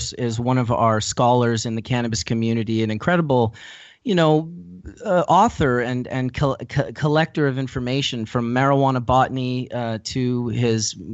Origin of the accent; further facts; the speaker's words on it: Winnipeg, Manitoba, Canada; I was originally from Winnipeg, Manitoba, which is the center of the province just above North Dakota